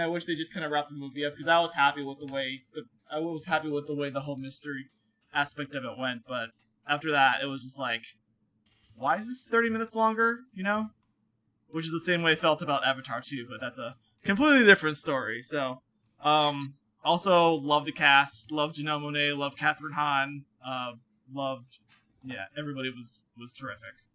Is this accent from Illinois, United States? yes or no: no; Connecticut, United States; I'm from Connecticut